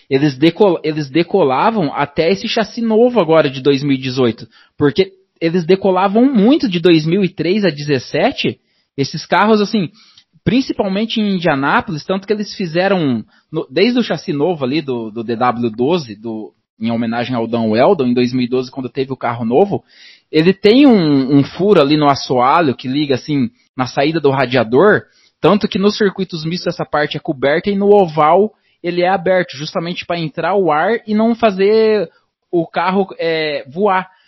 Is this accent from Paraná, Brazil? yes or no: yes; Paraná, Brazil; É, o Dazon, infelizmente, é, eu sou do Paraná aqui